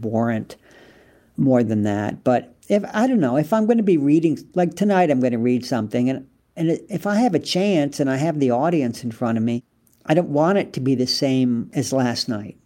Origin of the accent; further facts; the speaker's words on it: United States; moved away as an adult; also born or lived in France / England; I was American